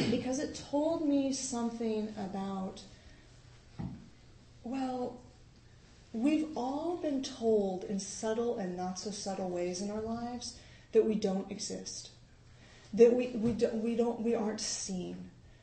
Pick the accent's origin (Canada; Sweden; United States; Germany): United States; as an American